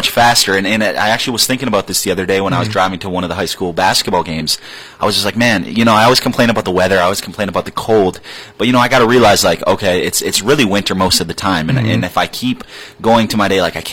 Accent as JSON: {"language": "English", "town": "Marquette", "region": "Michigan", "country": "United States", "tie": "born or raised there", "also_born_or_lived": "Hancock, Michigan", "said": "I moved here from Hancock when I was 1 year old, so I'm from Marquette"}